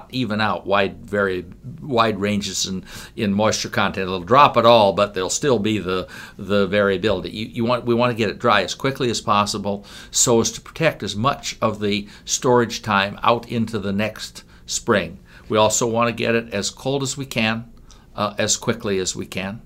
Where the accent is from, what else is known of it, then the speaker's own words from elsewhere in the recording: Rockwell City, Iowa, United States; I come from Rockwell City, and our farm is just northwest of town.